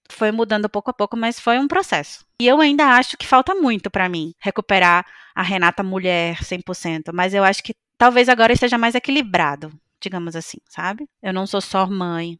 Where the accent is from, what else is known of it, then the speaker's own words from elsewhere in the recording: Brazil; moved away as an adult; Eu saí do Brasil com 25 anos